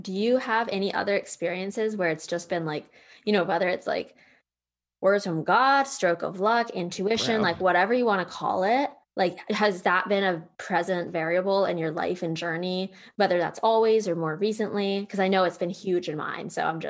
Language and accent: English; Pennsylvania, United States; now in Austin, United States; you know, I came from Pennsylvania and similar to Virginia, it felt like a big cluster